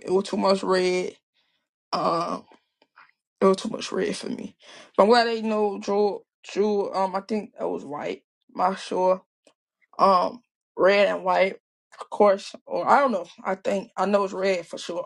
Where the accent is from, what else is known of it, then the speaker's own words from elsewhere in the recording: Chicago, Illinois, United States; I'm from Chicago